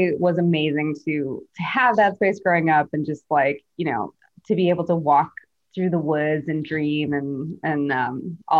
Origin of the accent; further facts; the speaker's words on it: Milwaukee, Wisconsin, United States; moved away as an adult; also born or lived in New York; now in Los Angeles, United States; born and raised in Milwaukee, Wisconsin.